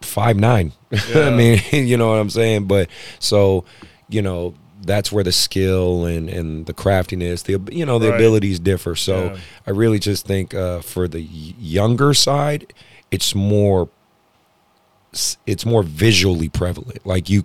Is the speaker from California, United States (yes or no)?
yes; Oakland, California, United States; I was like, I'm from Oakland.